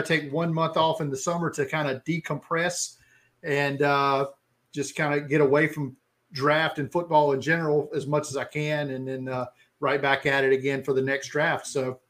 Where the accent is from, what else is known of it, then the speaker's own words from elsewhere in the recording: Alabama, United States; Bengals fan since I was probably 5 or 6 years old, circa 1985. Don't ask me how somebody who's born and raised in Alabama becomes there.